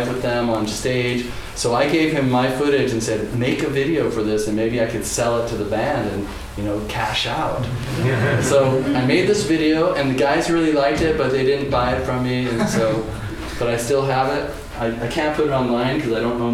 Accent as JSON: {"language": "English", "town": "Seattle", "region": "Washington", "country": "United States", "tie": "born or raised there", "also_born_or_lived": "New York", "moved": "as an adult", "said": "when I grew up in Seattle"}